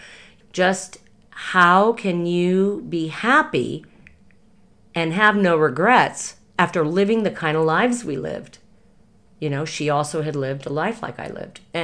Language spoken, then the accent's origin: English; Los Angeles, California, United States; I was raised in the Hollywood Hills